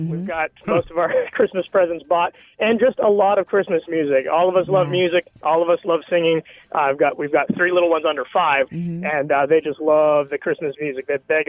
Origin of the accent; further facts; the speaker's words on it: Canada; I'm from Canada, and we get Thanksgiving out of the way early October